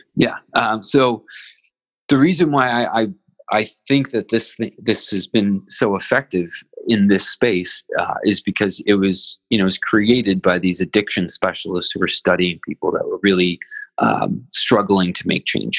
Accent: Philadelphia, Pennsylvania, United States; as a Philadelphian

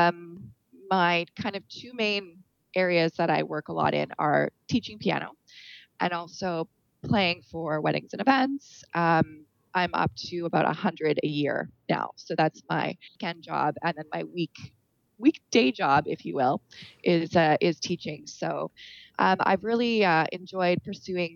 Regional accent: Winnipeg, Manitoba, Canada; moved away; Originally, I'm from Winnipeg, Manitoba

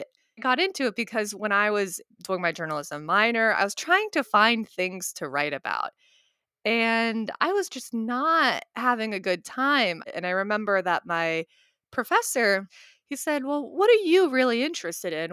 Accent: West Virginia, United States; growing up as a Indian American in West Virginia

